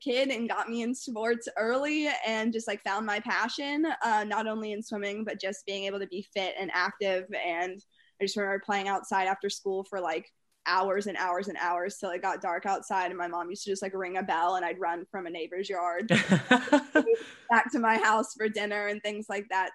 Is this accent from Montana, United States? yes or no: no; Winston-Salem, North Carolina, United States; growing up in North Carolina